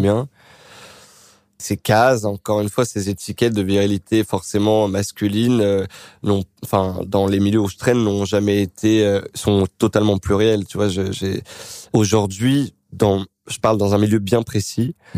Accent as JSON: {"language": "French", "town": "Créteil", "region": "Île-de-France", "country": "France", "tie": "born or raised there"}